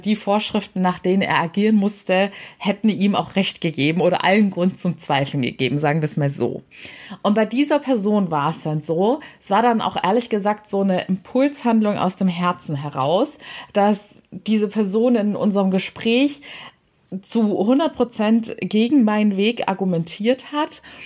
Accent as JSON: {"language": "German", "town": "Waiblingen", "region": "Baden-Württemberg", "country": "Germany", "tie": "born or raised there", "said": "Also Weibling ist meine Heimatstadt bei Stuttgart."}